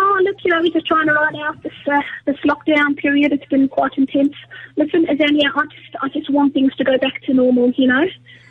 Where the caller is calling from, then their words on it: Randburg, Gauteng, South Africa; from Randburg